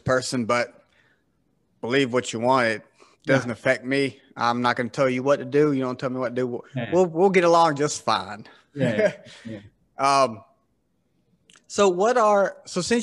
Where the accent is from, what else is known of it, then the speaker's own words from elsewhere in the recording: the South, United States; I'm from born and raised in the South